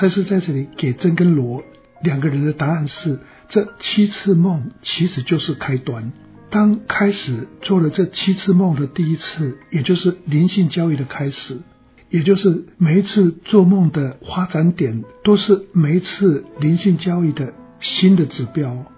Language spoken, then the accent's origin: Chinese; China; 我觉得这个跟我们中国人的道家的一些想法是蛮相近的。